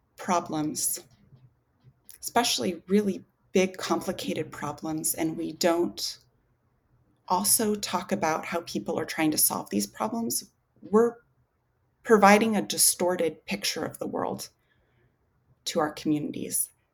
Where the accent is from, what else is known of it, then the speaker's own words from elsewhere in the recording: Alaska, United States; I grew up in Alaska